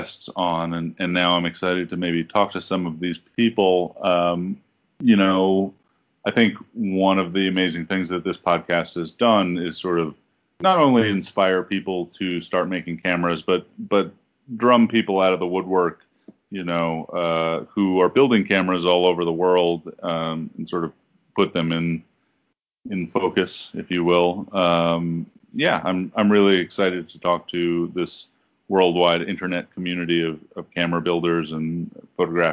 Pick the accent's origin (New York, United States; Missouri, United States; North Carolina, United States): New York, United States; New York City; I grew up in the Bronx